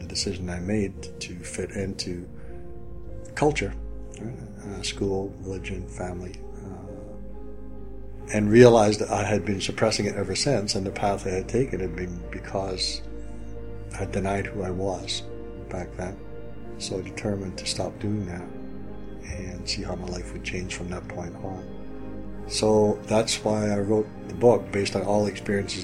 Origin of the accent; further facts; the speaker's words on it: Scotland, United Kingdom; accent: Scottish; I'm Scottish, so hopefully my Scottish accent doesn't come through too strongly